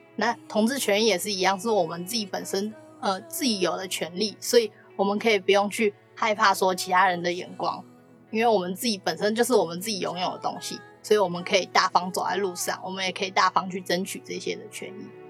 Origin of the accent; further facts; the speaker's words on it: Hsinchu, Taiwan; 我们新竹那边有一个叫封城部屋的地方